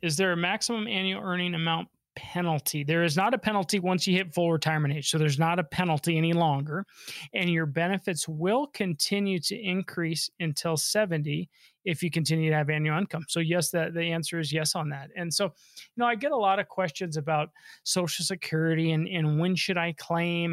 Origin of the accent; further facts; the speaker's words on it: Denver, Colorado, United States; I was born and raised here in Denver, Colorado